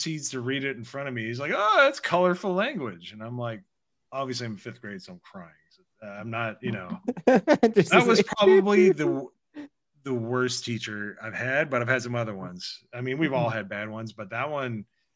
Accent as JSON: {"language": "English", "region": "Indiana", "country": "United States", "tie": "born or raised there", "said": "I grew up in Indiana"}